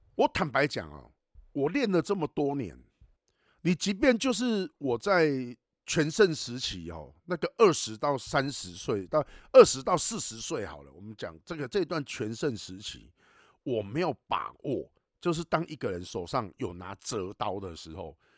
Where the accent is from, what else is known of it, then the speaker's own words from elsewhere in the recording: Taiwan; 我们台湾话在讲说